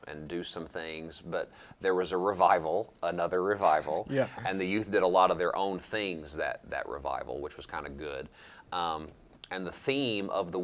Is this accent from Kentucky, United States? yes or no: yes; London, Kentucky, United States; I grew up in Laurel County